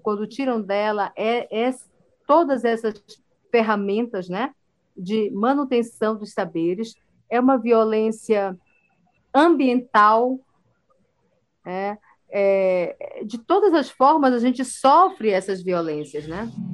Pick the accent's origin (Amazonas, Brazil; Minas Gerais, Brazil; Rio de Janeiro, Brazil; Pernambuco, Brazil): Amazonas, Brazil; Belém do Solimões; eu nasci numa aldeia indígena no Alto Solimões, chamada Belém de Solimões